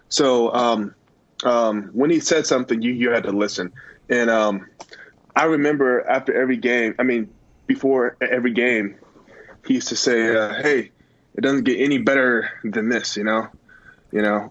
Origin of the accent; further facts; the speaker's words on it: California, United States; I was born and raised in California.